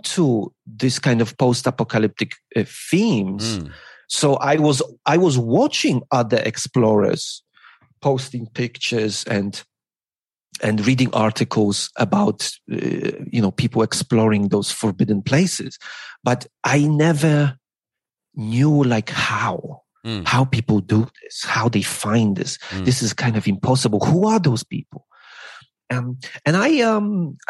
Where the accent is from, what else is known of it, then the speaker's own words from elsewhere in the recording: Poland; English is a second language; moved away as an adult; also born or lived in United Kingdom; now in Beijing, China; I kind of like abandoned my home and my family, because I grew up in Poland